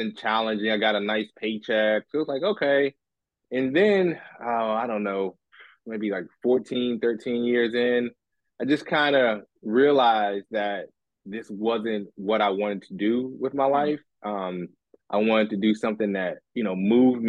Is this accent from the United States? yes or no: yes; D.C. area, Maryland, United States; I'm originally from the D.C. area, Maryland